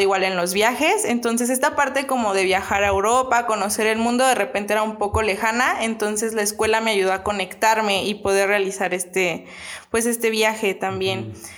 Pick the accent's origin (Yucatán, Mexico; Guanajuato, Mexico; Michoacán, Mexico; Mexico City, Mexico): Michoacán, Mexico; Angamacutiro; also born or lived in Madrid; now in Querétaro, Mexico; Soy de un pueblito bastante pequeño eh, en Michoacán.